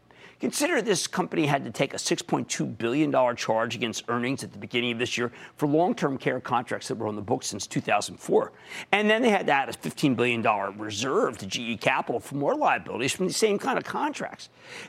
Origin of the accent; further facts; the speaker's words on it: New Jersey, United States; How about Stefano in my home state of New Jersey?